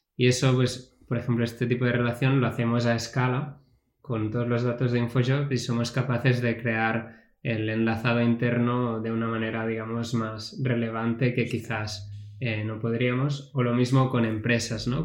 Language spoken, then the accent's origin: Spanish; Catalonia, Spain; yo como buen catalán